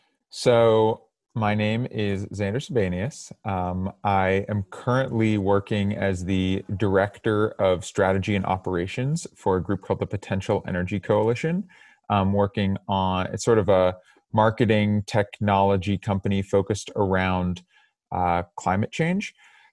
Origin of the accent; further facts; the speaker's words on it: Cambridge, Massachusetts, United States; I'm originally from Cambridge, Massachusetts